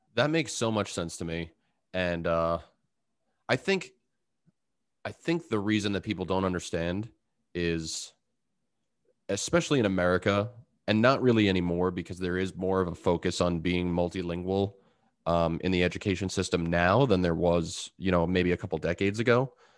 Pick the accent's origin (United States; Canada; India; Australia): United States; Long Island, New York; I'm from Long Island